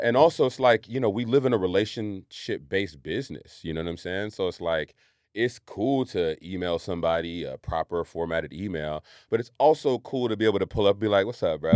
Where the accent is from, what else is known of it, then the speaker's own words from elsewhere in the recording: Marin County, California, United States; I grew up in Marin County.